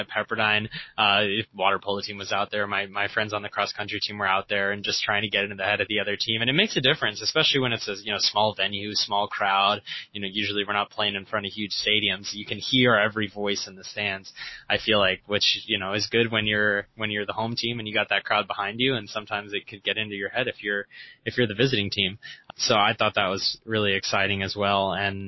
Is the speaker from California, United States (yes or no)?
yes; Northern California, United States; I'm from Northern California